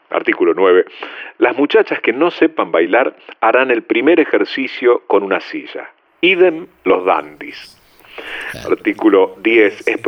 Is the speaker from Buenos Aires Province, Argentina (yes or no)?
yes; Dominico, Buenos Aires Province, Argentina; Soy de Domínico.